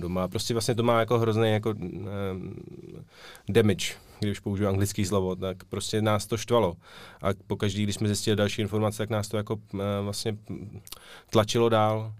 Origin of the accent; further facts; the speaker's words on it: Prague, Czechia; oba jsme rozený Pražáci